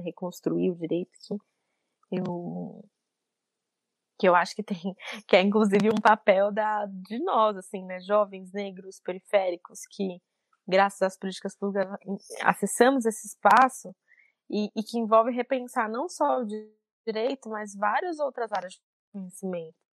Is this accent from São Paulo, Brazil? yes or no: yes; São Paulo, Brazil; also born or lived in Guaianazes, São Paulo; Eu cresci no Itaim Paulista